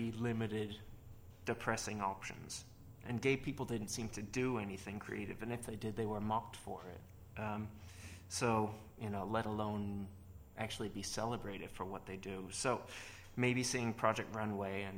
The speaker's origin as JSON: {"language": "English", "region": "New York", "country": "United States", "tie": "born or raised there", "moved": "yes", "said": "I grew up in New York"}